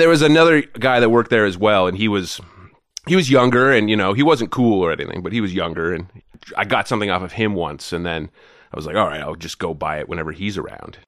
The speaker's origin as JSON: {"language": "English", "town": "Goderich", "region": "Ontario", "country": "Canada", "tie": "born or raised there", "also_born_or_lived": "Toronto", "moved": "as an adult", "said": "I grew up in a town called Goddardge, Ontario"}